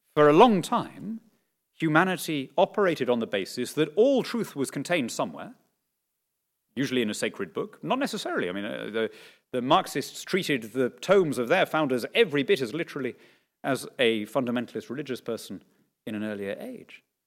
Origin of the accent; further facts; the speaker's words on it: Lima, Peru; moved away; born and brought up in Lima